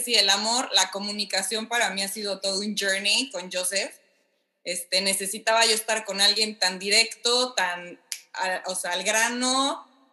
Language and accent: Spanish; Mexico; moved away as an adult; now in Miami, United States